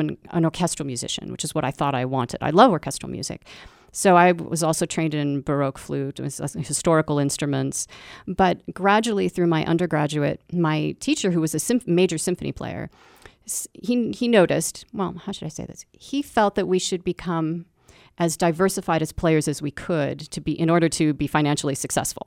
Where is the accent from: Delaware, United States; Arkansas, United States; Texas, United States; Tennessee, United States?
Texas, United States; I'm a Texan artist